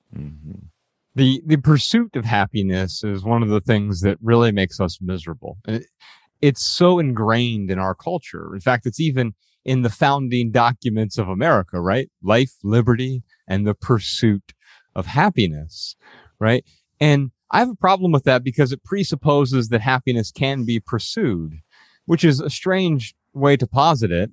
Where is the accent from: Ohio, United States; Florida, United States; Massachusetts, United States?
Ohio, United States; Dayton; We grew up in Dayton, Ohio